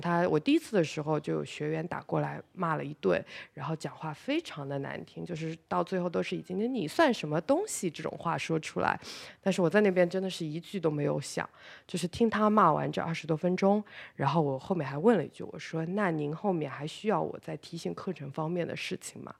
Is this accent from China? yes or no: yes; China; 那我们作为中国人，本身也是在一个国际市场上比较弱势的群体。